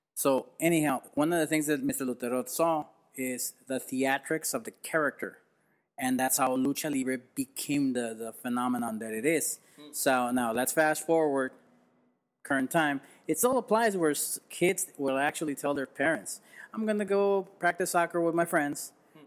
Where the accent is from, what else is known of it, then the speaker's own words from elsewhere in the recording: Tijuana, Baja California, Mexico; Never in Tijuana though. Never in my hometown